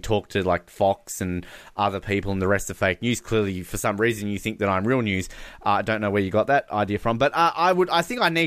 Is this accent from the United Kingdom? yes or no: no; Australia; my country